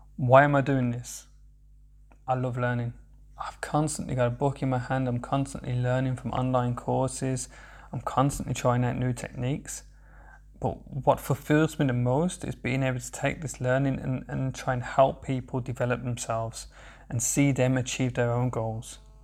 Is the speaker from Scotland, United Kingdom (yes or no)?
no; Birmingham, West Midlands, United Kingdom; accent: Birmingham/Sandwell; moved away as an adult; now in Berlin, Germany; I'm originally from Birmingham in the UK. I have a very, very strong accent